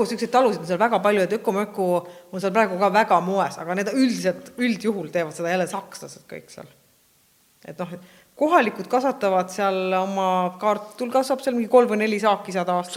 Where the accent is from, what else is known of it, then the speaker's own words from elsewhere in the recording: Estonia; me oleme Eestist